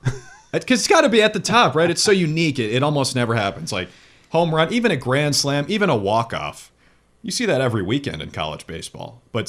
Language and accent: English; Minnesota, United States; moved away; I grew up in Minnesota.